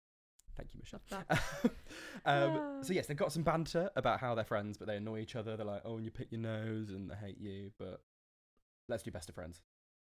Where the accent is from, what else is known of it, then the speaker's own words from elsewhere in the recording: Buxton, East Midlands, United Kingdom; Which is near to where I grew up in Buxton.